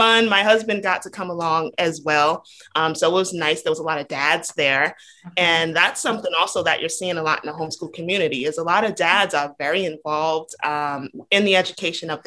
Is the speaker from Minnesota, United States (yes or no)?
no; Rhode Island, United States; now in Georgia, United States; I grew up in Rhode Island.